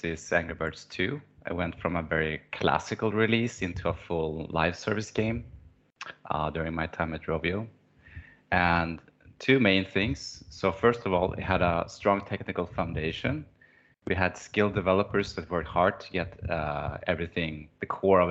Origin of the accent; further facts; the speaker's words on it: Stockholm, Stockholm County, Sweden; I'm from Stockholm, where I work and live with my family.